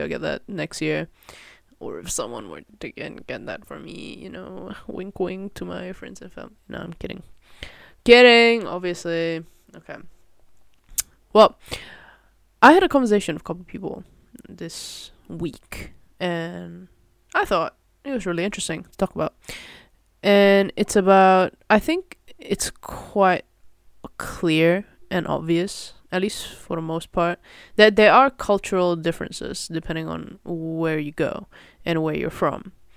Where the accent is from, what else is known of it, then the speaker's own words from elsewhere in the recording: Malaysia; moved away as an adult; now in Netherlands; I grew up in Malaysia and, uh, yeah, coming to Netherlands for university